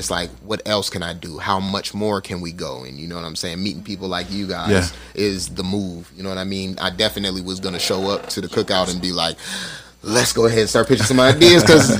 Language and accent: English; Las Vegas, Nevada, United States; moved away; I was in the military for 6 years. And when I got out, I'm originally from Vegas.